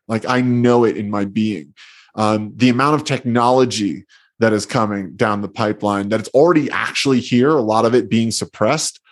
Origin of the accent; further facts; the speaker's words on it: New Jersey, United States; I grew up in New Jersey, and I remember being a little boy taking field trips